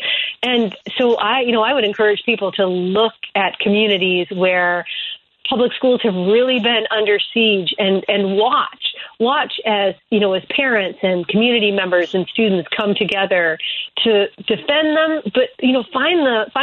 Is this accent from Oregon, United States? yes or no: no; Springfield, Illinois, United States; I'm actually from Springfield, Illinois